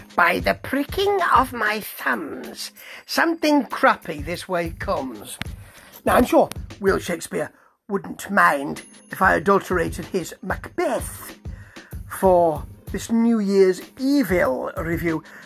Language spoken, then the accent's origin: English; United Kingdom; I am British